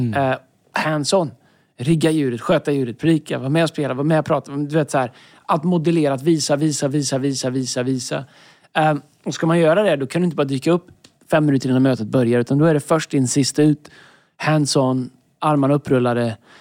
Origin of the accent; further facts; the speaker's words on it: Tidaholm, Västra Götaland, Sweden; moved away; När jag växte upp i Tidaholm, fantastisk stad